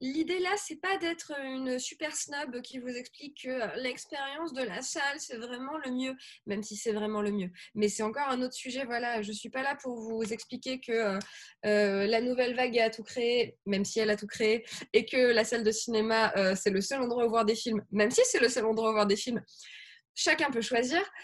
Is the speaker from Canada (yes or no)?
no; Grenoble, Auvergne-Rhône-Alpes, France; je viens de Grenoble